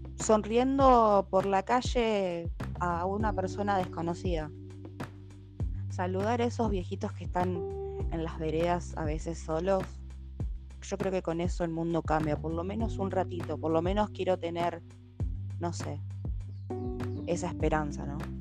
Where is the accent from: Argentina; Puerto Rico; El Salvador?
Argentina; Santo Tomé; Soy de Santo Tomé, nacida acá en Santo Tomé y vivo en Santo Tomé.